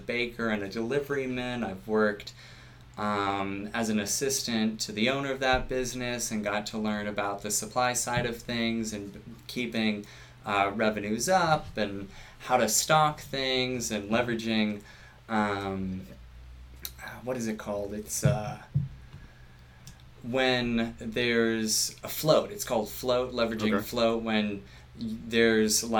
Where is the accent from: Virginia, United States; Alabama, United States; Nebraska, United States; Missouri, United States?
Virginia, United States; now in New Hampshire, United States; I was born and raised in Virginia, right outside of D.C.